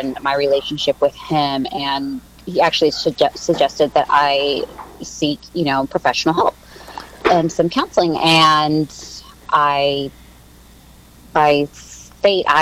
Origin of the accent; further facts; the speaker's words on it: Mexico; when I was born in Mexico, and I want to say a month after I was born, he left